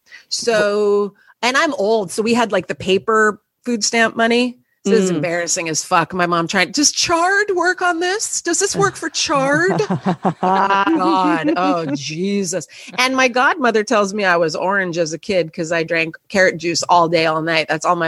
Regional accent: Los Angeles, California, United States; now in New York City, United States; I grew up in Los Angeles, yes.

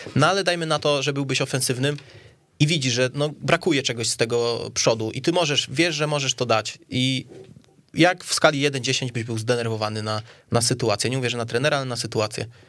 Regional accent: Kielce, Świętokrzyskie Voivodeship, Poland; ja ze Stoku

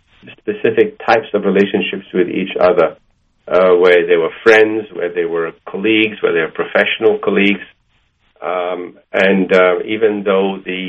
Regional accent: Malaysia; also born or lived in Egypt; now in United States; I didn't have Jewish friends until I came to America, because I grew up in Malaysia and Egypt

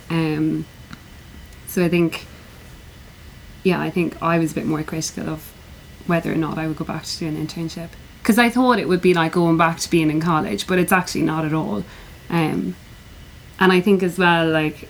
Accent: Ireland; I'm from Ireland.

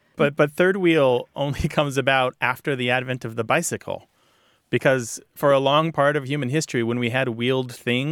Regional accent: St. Louis, Missouri, United States; moved away; I was born in St. Louis and have a lot of my family on three sides of my family living

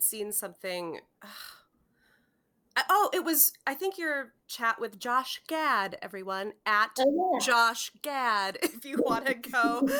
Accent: Central Wisconsin, United States; I'm 36 from Central Wisconsin

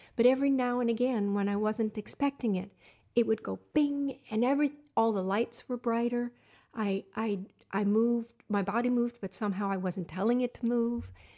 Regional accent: Los Angeles, California, United States; also born or lived in Pasadena, California; I was raised in the San Fernando Valley.

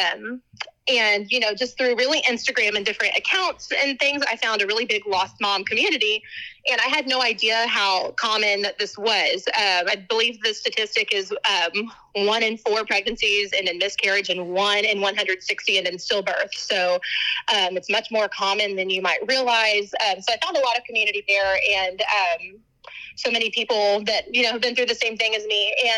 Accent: Texas, United States; I'm from Texas

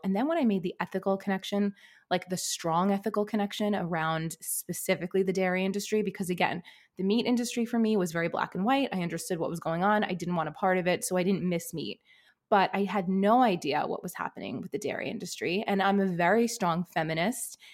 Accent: New York City, New York, United States; I grew up in an Italian American family in Brooklyn, New York

